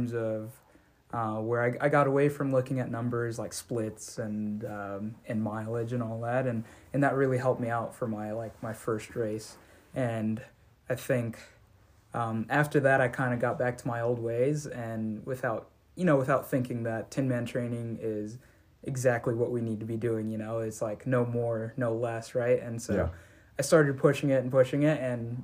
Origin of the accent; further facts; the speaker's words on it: Southern California, United States; I'm originally from Southern California